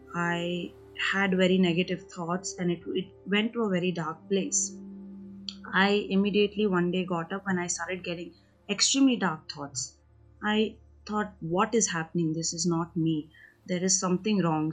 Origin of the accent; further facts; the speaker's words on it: India; also born or lived in United Kingdom; I am from India